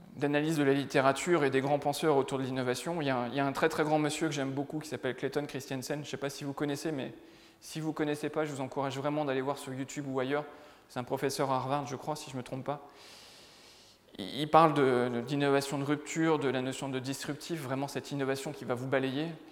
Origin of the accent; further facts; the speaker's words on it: the North, Hauts-de-France, France; je viens du Nord, hein, donc euh, plutôt une terre de foot qu'une terre de rugby